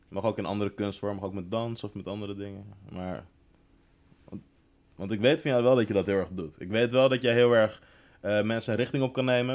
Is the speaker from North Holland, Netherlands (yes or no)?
yes; Laren, North Holland, Netherlands; ik kom natuurlijk ook uit Laren.